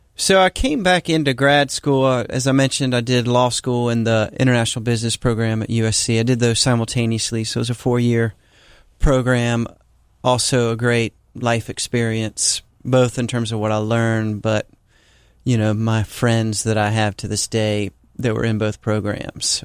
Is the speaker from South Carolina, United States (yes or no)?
yes; Charleston, South Carolina, United States; I grew up here in Charleston.